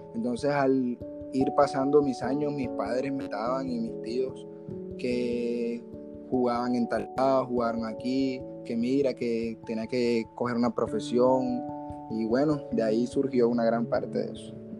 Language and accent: Spanish; Barranquilla, Atlántico, Colombia; now in Soledad, Colombia; En Barranquilla y vivo en Soledad